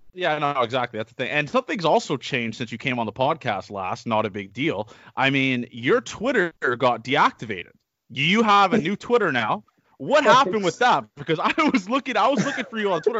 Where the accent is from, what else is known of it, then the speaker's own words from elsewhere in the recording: Canada; we're from Canada, you